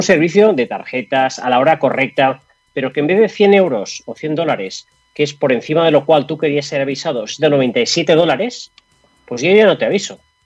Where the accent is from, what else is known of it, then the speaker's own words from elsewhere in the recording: Catalonia, Spain; now in Madrid, Spain; Yo estoy en Madrid. Yo estoy en Madrid y yo soy catalán. Eh, ya hace 20 años que vivo en Madrid